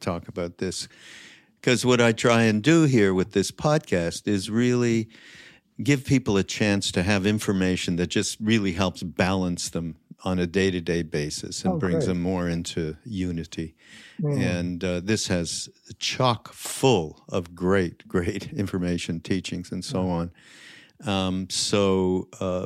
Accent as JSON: {"language": "English", "town": "Montreal", "region": "Quebec", "country": "Canada", "said": "I'm from, Montreal."}